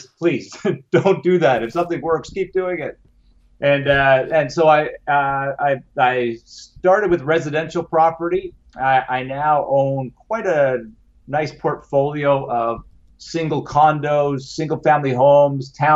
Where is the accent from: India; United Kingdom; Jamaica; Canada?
Canada; being a Canadian